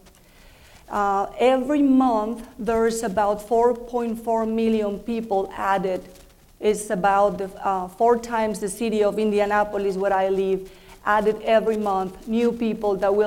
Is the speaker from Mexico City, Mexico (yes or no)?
yes; Mexico City, Mexico; English is a second language; I am from Mexico. That's why I have an accent. Was born and raised in Mexico City